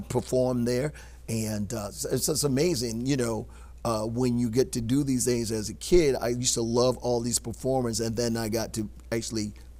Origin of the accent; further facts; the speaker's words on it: Dillon, South Carolina, United States; moved away; Now, I was born in Dillon.